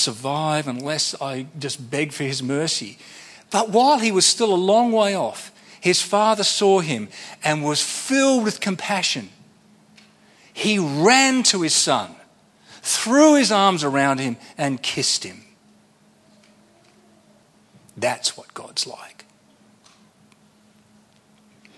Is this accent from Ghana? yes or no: no; Sydney, New South Wales, Australia; I'm from Sydney